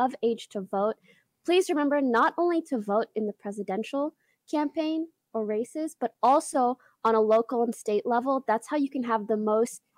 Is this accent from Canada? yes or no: yes; Canada; now in United States; I'm Canadian and I only have a visa